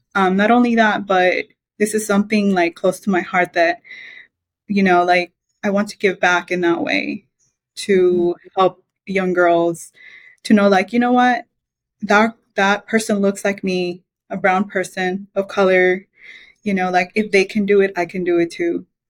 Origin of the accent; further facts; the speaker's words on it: Belize; moved away; I was born in Belize. It's a small little country in Central America